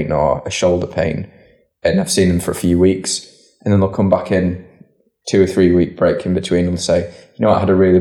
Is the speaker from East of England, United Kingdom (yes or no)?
no; Leeds, Yorkshire and the Humber, United Kingdom; raised in North Leeds.